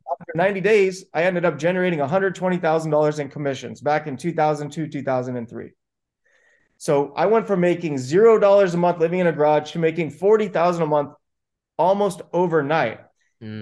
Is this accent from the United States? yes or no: yes; Buena Park, California, United States; I grew up in Buena Park, California to immigrant parents.